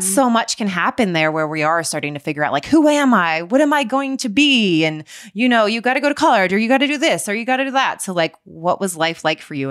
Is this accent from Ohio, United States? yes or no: yes; Cincinnati, Ohio, United States; moved away; I grew up in Cincinnati, Ohio